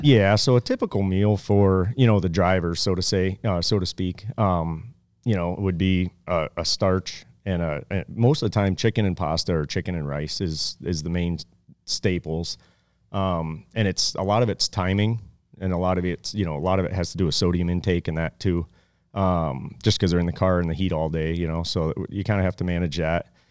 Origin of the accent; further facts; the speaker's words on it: Pennsylvania, United States; moved away; I grew up in Pennsylvania